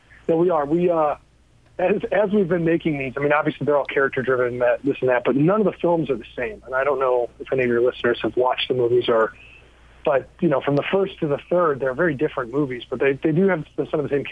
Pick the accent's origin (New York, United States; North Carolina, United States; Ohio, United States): Ohio, United States; Cleveland; I grew up in Cleveland, Ohio